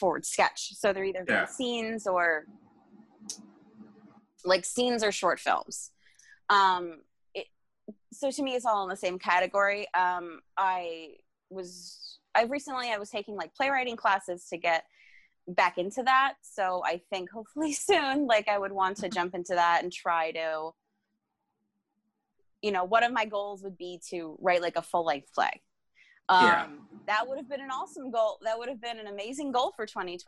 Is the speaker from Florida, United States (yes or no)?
yes; South Florida, United States; moved away as an adult; also born or lived in Long Island, New York; I'm originally from South Florida